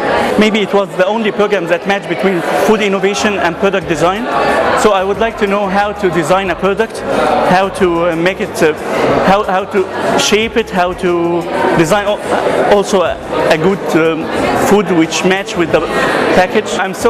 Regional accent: Egypt; moved away as an adult; now in France; I'm from Egypt.

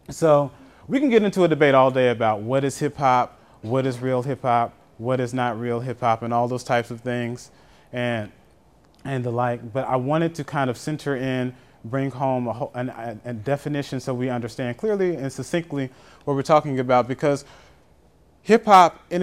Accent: Atlanta, Georgia, United States; I'm from Atlanta, so I'm kind of familiar.

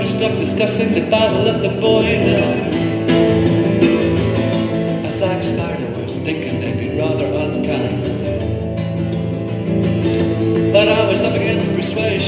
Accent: Belfast, Northern Ireland, United Kingdom; moved away; also born or lived in Dublin; Growing up in Belfast, I wrote a lot of poetry

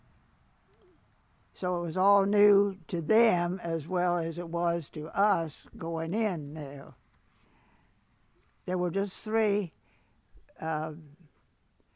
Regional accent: Pocomoke City, Maryland, United States; moved away as an adult; also born or lived in Pennsylvania; I was born in Pocomoke City, April the 20th, 1920

